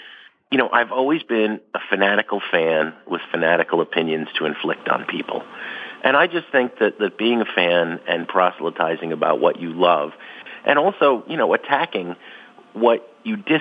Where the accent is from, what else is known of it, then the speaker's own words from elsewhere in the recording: Jersey City, New Jersey, United States; also born or lived in Hoboken, New Jersey; I grew up in Jersey City and Hoboken, just across the river from Manhattan